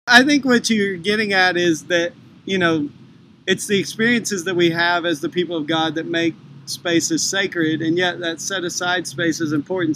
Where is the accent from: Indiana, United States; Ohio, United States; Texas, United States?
Texas, United States; I grew up in Texas